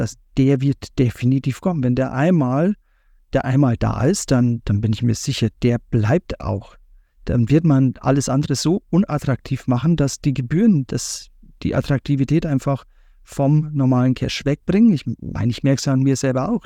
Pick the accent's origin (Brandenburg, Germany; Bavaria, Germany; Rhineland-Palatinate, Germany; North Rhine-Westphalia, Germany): Bavaria, Germany; ich als Bayer